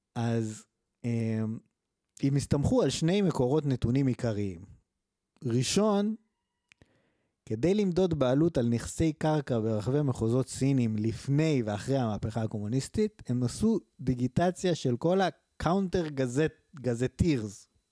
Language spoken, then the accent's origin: Hebrew; Israel; אנחנו גדלנו בפריפריה